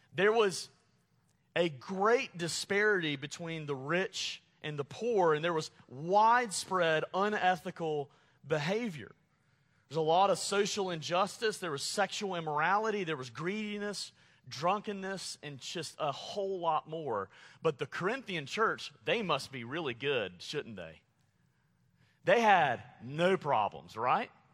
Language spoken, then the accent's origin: English; Montgomery, Alabama, United States; moved away; growing up in Montgomery, Alabama